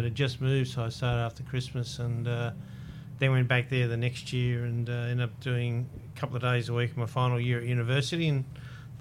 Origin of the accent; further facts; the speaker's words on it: Sydney, New South Wales, Australia; I was born in Sydney, in an inner western suburbs suburb called Dulwich Hill. I was the youngest of four children